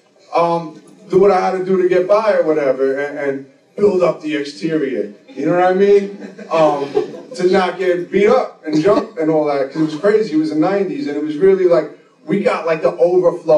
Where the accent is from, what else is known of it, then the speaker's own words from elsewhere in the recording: Lindenhurst, New York, United States; also born or lived in Brooklyn, New York; I grew up in Lyndonhurst, Long Island.